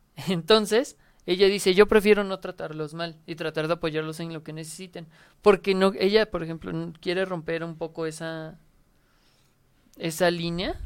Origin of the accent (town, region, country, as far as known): Mexico